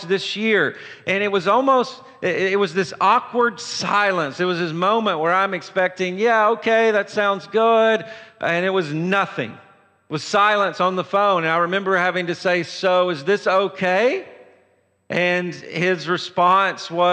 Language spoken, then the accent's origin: English; Tennessee, United States; I'm from Tennessee